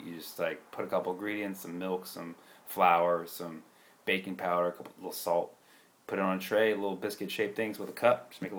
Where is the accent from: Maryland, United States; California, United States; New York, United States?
California, United States; the Bay Area; also born or lived in Santa Cruz; I'm already from the Bay. Roots, baby.